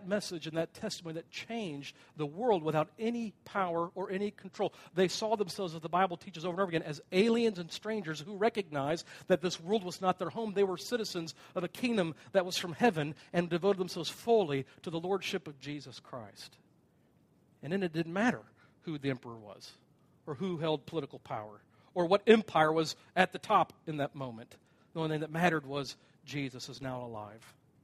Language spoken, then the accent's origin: English; United States; as an American